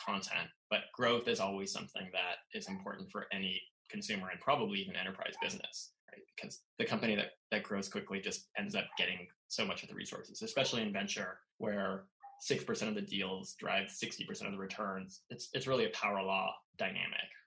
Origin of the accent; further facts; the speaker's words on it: Southern California, United States; also born or lived in Los Angeles / East Coast / San Francisco; now in San Francisco Bay Area, United States; I grew up in Southern California